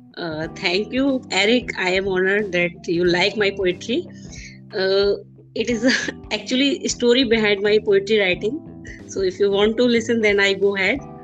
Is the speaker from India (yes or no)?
yes; India; I'm an Indian